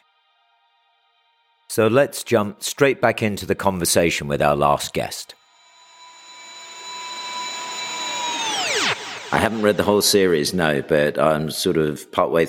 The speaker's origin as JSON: {"language": "English", "country": "United States", "tie": "born or raised there", "also_born_or_lived": "Texas / New York / England", "moved": "yes", "said": "I grew up in New York and Texas."}